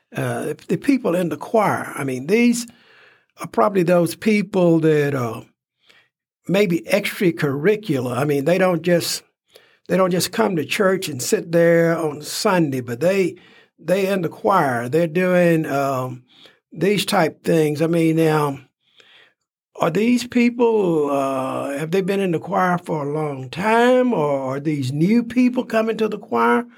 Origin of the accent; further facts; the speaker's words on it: Texas, United States; I'm from Texas.